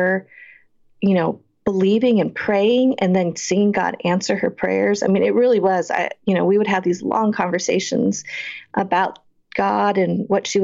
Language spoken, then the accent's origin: English; Boulder, Colorado, United States; I grew up in Boulder, Colorado, one of a few, a handful really, of Asian Americans during that time